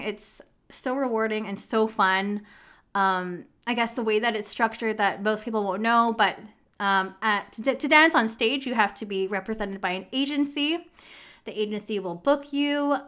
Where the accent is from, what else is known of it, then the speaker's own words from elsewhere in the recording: Canada; I'm really from, like, I was born in Canada.